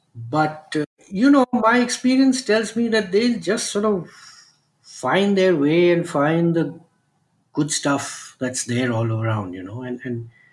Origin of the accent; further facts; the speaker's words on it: Kolkata, West Bengal, India; born and brought up in Calcutta